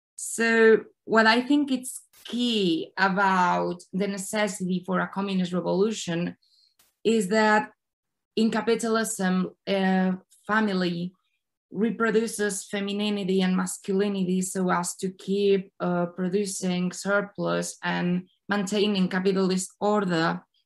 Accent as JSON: {"language": "English", "country": "Spain", "said": "I come from Spain"}